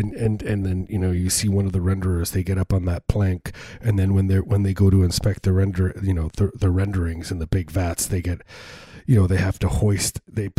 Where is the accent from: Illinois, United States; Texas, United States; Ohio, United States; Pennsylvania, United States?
Illinois, United States; suburbs of Chicago; I grew up, you know, in the suburbs of Chicago, deep suburbs, pretty small place.